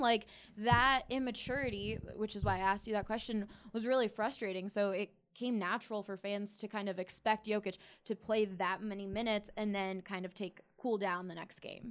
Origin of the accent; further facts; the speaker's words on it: Philadelphia, Pennsylvania, United States; I grew up in Philly